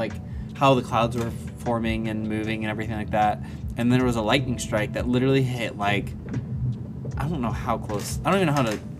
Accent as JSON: {"language": "English", "region": "West Tennessee", "country": "United States", "tie": "born or raised there", "said": "we grew up in West Tennessee"}